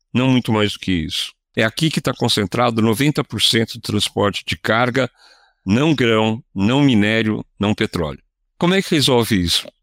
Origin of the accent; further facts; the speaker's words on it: Brazil; como brasileiro